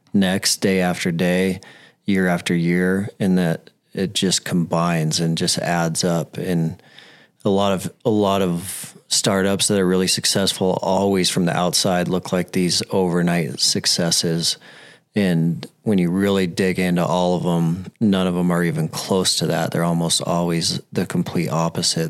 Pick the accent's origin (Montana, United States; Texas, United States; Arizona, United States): Montana, United States; Billings; I'm from Billings. I grew up in Billings, and no one wants to move to Billings.